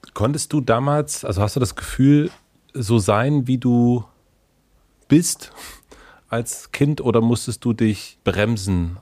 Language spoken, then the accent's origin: German; southern Brandenburg, Germany; Ich komme aus Südbrandenburg, 2000 Menschen